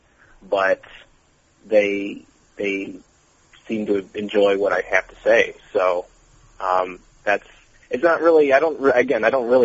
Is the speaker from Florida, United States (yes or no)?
no; Toledo, Ohio, United States; moved away as an adult; also born or lived in Bowling Green, Ohio; now in Ann Arbor, United States; I'm originally from Toledo, and I've lived there for 22 years, and then I moved up to Ann Arbor